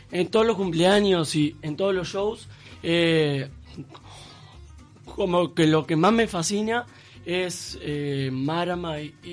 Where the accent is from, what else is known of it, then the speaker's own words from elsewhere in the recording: Canelones, Uruguay; De Canelones, Uruguay.